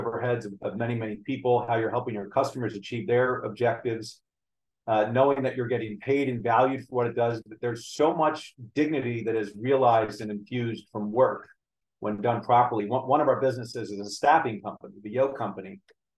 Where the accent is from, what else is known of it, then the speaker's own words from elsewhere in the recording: United States; I was born in the United States.